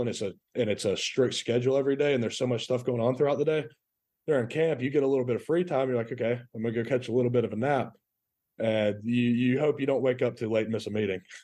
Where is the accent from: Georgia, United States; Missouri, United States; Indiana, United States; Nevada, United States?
Georgia, United States; Rome; also born or lived in Chattanooga, Tennessee; I was born there, moved down because my dad got a coaching job. So we moved to Rome